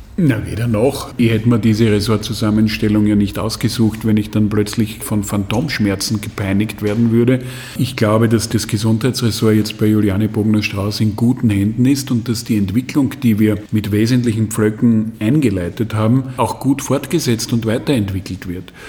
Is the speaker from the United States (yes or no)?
no; Graz, Styria, Austria; Ich bin Grazer